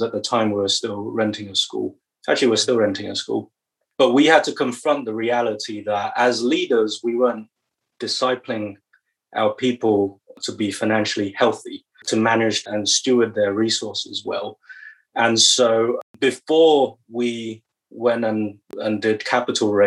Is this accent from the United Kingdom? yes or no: yes; England, United Kingdom; accent: British; moved away as an adult; also born or lived in Taiwan; now in Hoboken, United States; I've got a British accent because that's where I grew up. I was born in Taiwan, grew up in England